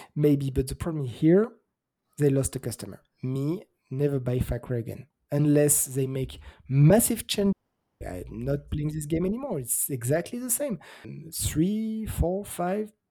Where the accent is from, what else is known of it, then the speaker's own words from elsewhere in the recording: France; As a French kid growing up